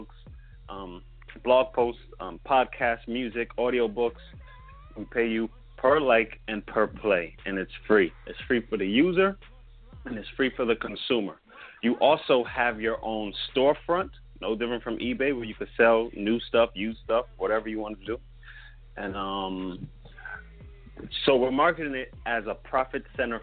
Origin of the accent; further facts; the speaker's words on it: East Orange, New Jersey, United States; also born or lived in Newark, New Jersey; I was born in Newark, New Jersey. But I was, grew up in East Orange, New Jersey